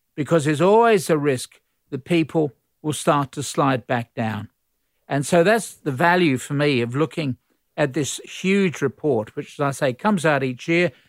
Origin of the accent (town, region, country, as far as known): Australia